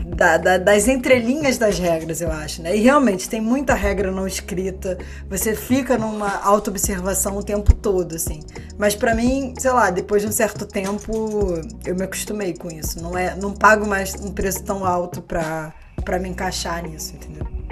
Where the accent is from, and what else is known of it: Brazil; moved away